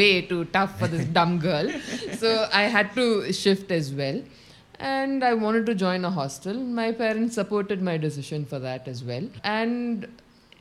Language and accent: English; Kerala, India; moved away as an adult; also born or lived in Bangalore; I was born and brought up in Kerala itself